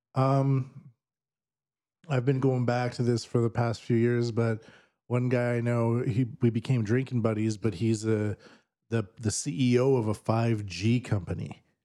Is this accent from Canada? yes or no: yes; Canada; now in Japan; I'm Canadian.